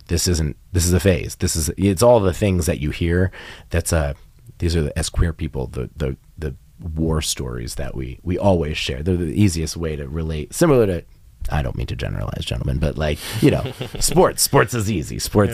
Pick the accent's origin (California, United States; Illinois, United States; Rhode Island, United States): Rhode Island, United States; I was raised in Rhode Island, part of New England. And again, very small state, very small school where kind of everybody knows your business.